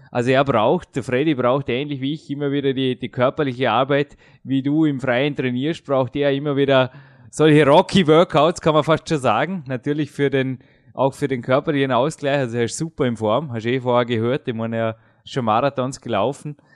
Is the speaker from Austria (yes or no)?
yes; Austria; schaut es nicht anders aus als bei uns in Österreich, äh, Dominik.